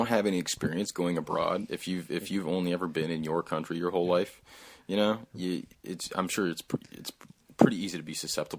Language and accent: English; United States; and even me growing up in the States, you know